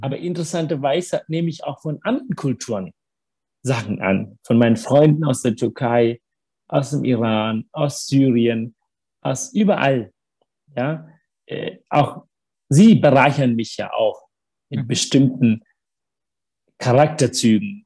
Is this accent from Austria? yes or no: no; Sri Lanka; German is a second language; also born or lived in Africa / Hamburg, Germany / Bad Neustadt an der Saale, Germany; now in Germany; ich bin immer noch Tamil, ich bin immer noch der Junge, der ne, auf Sri Lanka geboren ist